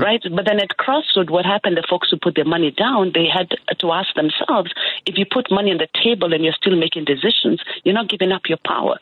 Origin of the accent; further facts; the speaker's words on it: Kenya; moved away as an adult; now in Chicago, United States; I came from Kenya